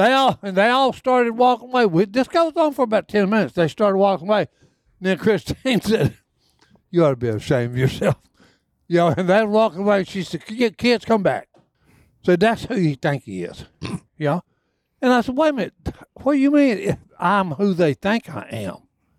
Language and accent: English; Texas, United States; I said, I'm from Texas. You know, and I had my cowboy hat on and boots and everything.